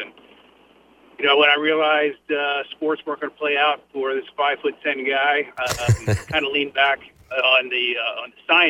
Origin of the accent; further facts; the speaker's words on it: Annapolis, Maryland, United States; moved away; I grew up in Annapolis, Maryland, and actually my wife did too.